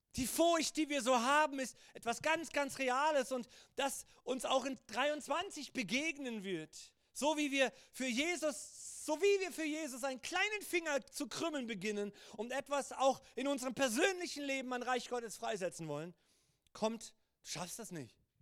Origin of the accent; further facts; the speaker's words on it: Germany; auch als Deutsche